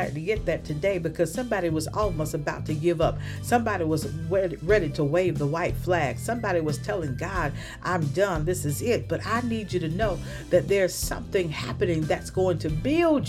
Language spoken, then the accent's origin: English; the South, United States; when I was growing up in the South